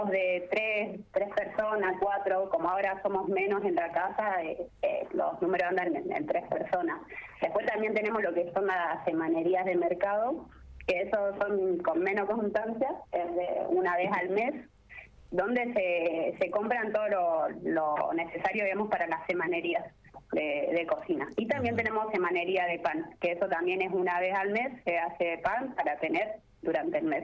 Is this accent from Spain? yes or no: no; General Pico, La Pampa, Argentina; now in Córdoba, Argentina; soy de psico también, estoy estudiando psicología. Eh, hace ya unos tres años que, que no, no estoy en pico